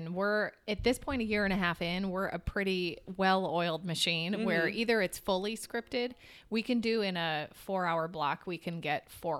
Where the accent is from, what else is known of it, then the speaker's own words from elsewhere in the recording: Michigan, United States; also born or lived in Chicago; now in Los Angeles, United States; And I grew up in Michigan, but then I was in Chicago for about 9 years.